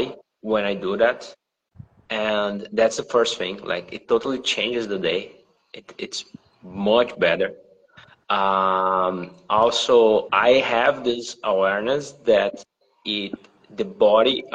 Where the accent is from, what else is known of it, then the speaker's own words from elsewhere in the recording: Rio Grande do Sul, Brazil; I'm from Brazil, south of Brazil.